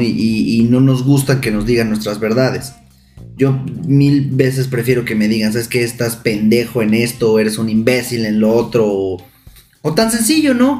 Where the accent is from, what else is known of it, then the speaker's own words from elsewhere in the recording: Santiago de Querétaro, Querétaro, Mexico; now in Puebla, Mexico; Yo soy de Querétaro, Querétaro, Querétaro